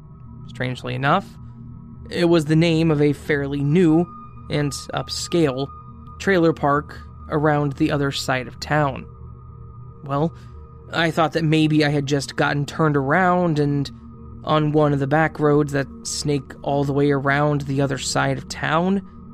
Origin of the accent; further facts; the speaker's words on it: India; At this point, I would like to clarify that I'm from India, and back then, I still hadn't traveled to Europe